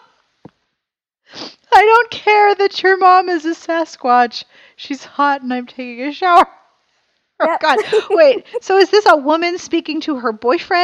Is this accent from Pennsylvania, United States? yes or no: yes; Pittsburgh, Pennsylvania, United States; moved away as an adult; also born or lived in South Carolina; when I was growing up in Pittsburgh, we didn't have Walmart